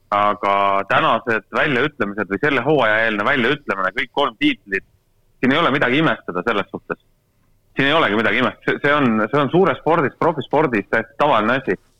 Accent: Estonia; mina olen eestlane

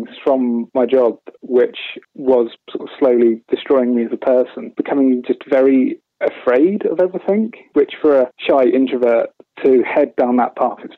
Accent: East Anglia, East of England, United Kingdom; Growing up in East Anglia

